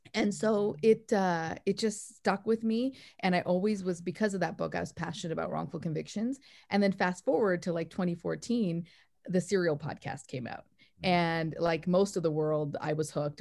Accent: Canada; also born or lived in Calgary, Canada; now in New York, United States; I'm from Canada originally

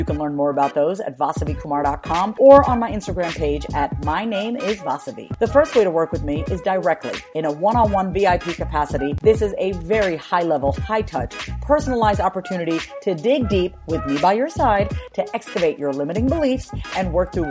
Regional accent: New York, United States; now in Austin, United States; Reminds me of being back, you know, living in the East Coast, being a New Yorker, and actually seeing the seasons change from, you know, spring to summer to fall and winter.

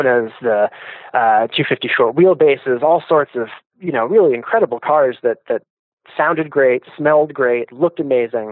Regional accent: East Coast, United States; moved away as an adult; also born or lived in New York; I grew up on the East Coast

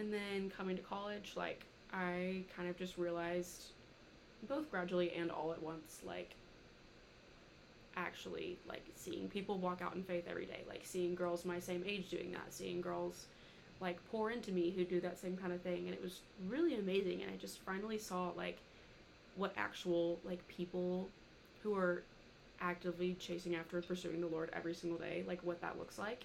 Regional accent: Little Rock, Arkansas, United States; moved away as an adult; now in Fayetteville, United States; I'm from Little Rock. I've been up here for 3 years now.

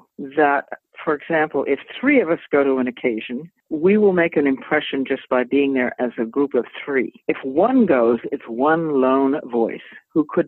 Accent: Boston, Massachusetts, United States; growing up in the Boston area

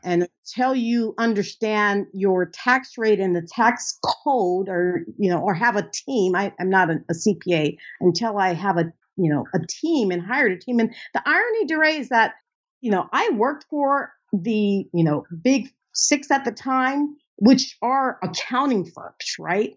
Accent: United States; I'm an American

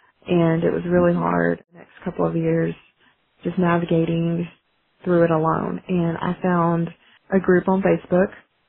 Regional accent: Bosque County, Texas, United States; I'm from Bosque County, moved away. Came back to Bosque County after I left an abusive relationship.

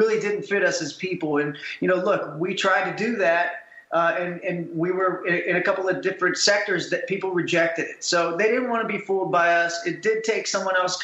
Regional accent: Ohio, United States; we're also from the Midwest in Ohio, where classic rock was the rage

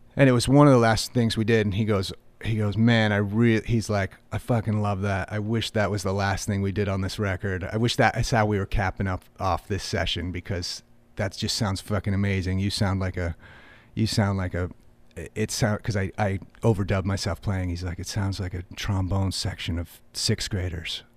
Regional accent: about forty-five minutes west of Boston, Massachusetts, United States; I grew up, uh, about forty-five minutes west of Boston

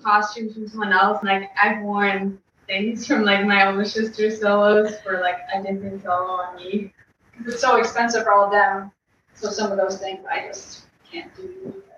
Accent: Long Valley, New Jersey, United States; we're from Long Valley, New Jersey, and my mom put Jillian and I in class, into ballet class when we were, I was two and she was four

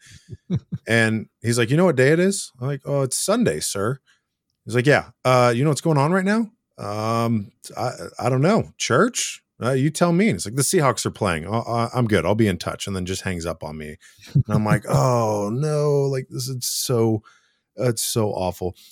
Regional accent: Seattle, Washington, United States; I've lived in the area my whole life

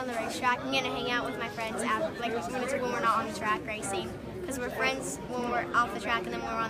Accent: West Frankfort, Illinois, United States; West Frankfort, Illinois.

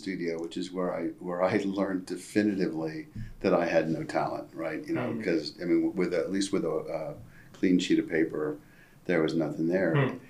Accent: East Coast, United States; So I grew up in a Navy family. And so back, I think they still make you move a lot, but we moved a lot, right? Every couple of years, pretty much, or every year for a while. So I lived up and down the East Coast

